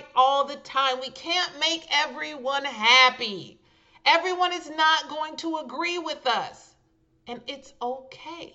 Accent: California, United States; hailing from my home state, California.

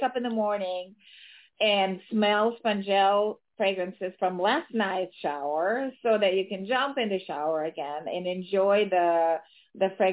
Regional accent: Ukraine; now in United States; being born and raised in Ukraine and immigrating to the United States early on in my life

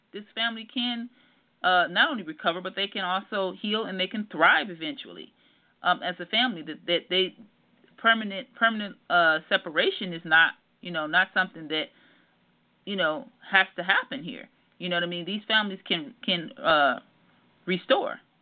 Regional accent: Detroit, Michigan, United States; moved away; also born or lived in Southern California; I'm actually from Detroit, Michigan and I went through a lot growing up

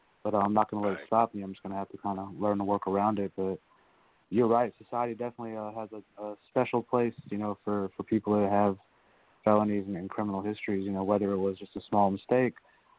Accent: Bronx, New York, United States; born there; Yes, sir. I was born in the Bronx. Kind of lived all over from there.

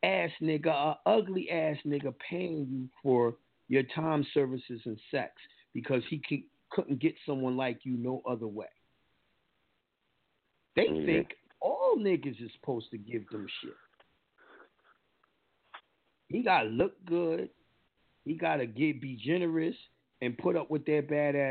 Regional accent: New York, United States; accent: New York; I got my accent from New York

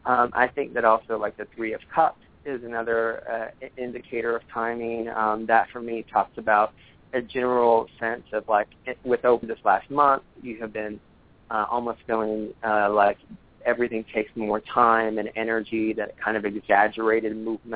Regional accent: Dallas, Texas, United States; And where I come from, excuse me, I'm a Southern boy. I was born and raised in Dallas, and I grew up in a couple of different tarot houses, like some in Dallas.

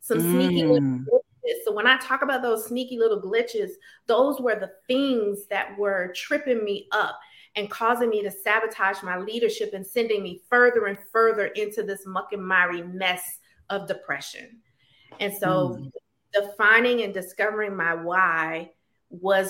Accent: Baton Rouge, Louisiana, United States; moved away as an adult; I'm originally from Baton Rouge, Louisiana. I am a product of mostly a single parent home where I watched my mom struggle to make ends meet financially.

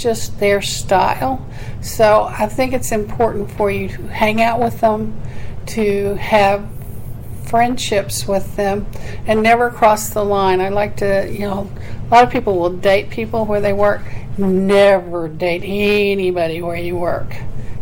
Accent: Oklahoma, United States; moved away; I'm from Oklahoma

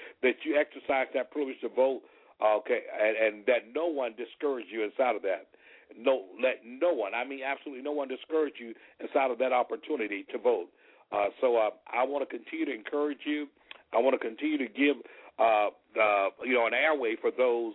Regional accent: Selma, Alabama, United States; I was born and raised in Selma, Alabama

